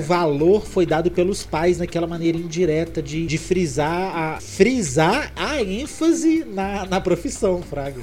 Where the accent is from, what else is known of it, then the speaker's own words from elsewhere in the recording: Minas Gerais, Brazil; eu sou mineiro